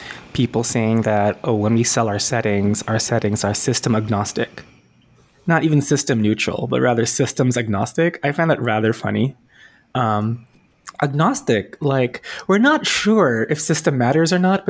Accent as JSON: {"language": "English", "country": "Philippines", "tie": "born or raised there", "said": "I grew up in the Philippines"}